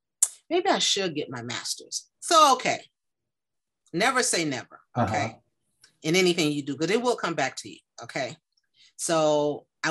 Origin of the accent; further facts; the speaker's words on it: Chicago, Illinois, United States; born and raised in Chicago, Illinois, not a suburb, in the city